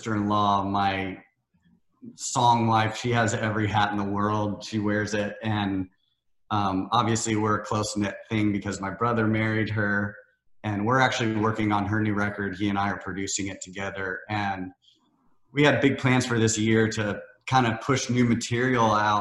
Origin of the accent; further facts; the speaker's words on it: Iowa and Missouri, Midwest, United States; moved away as an adult; now in Nashville, United States; I grew up in Iowa and Missouri, the Midwest